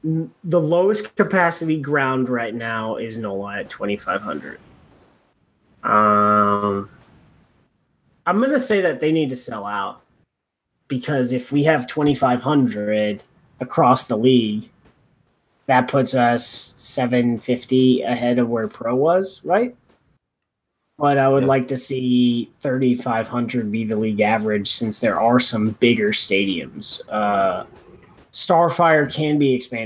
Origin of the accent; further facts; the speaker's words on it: United States; I'm American